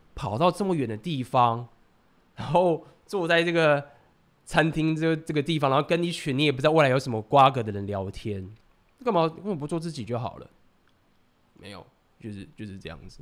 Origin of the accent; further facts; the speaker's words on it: Taiwan; 我是台湾人